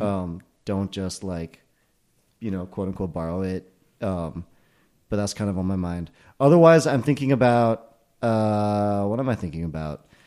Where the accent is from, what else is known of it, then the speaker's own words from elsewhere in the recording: Millburn, New Jersey, United States; This was in Jersey. This was in Milburn, New Jersey, where I, we were known for having invented Ultimate Frisbee